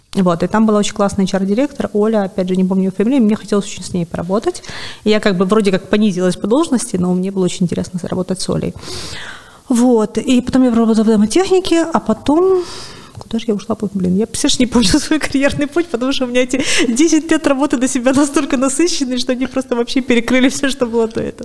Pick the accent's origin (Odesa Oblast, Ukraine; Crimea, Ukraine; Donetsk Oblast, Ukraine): Crimea, Ukraine; Sevastopol; moved away as an adult; also born or lived in Kyiv; я сама из Севастополя